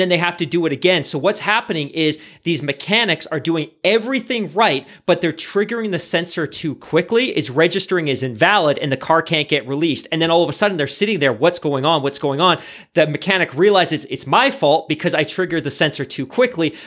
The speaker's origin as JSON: {"language": "English", "country": "Canada", "said": "we're Canadian"}